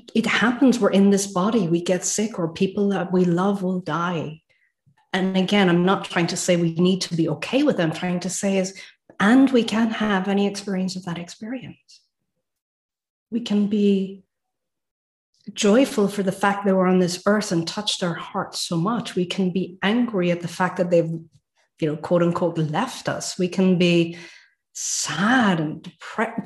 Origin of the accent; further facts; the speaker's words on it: Ireland; now in Sweden; I live in Sweden, by the way, guys. So even though I'm Irish, I've got a little finger that's Swedish.